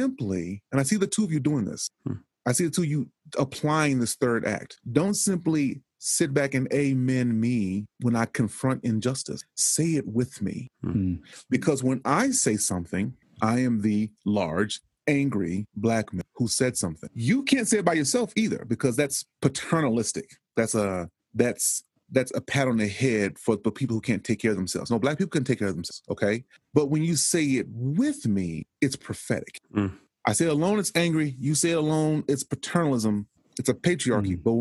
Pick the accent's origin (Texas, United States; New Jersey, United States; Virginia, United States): Texas, United States; I am from Texas, and Texas is a planet to itself